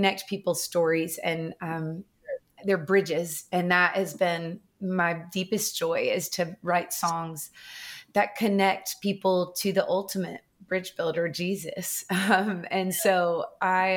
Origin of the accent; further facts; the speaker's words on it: Nashville, Tennessee, United States; I grew up right here in Nashville, Tennessee.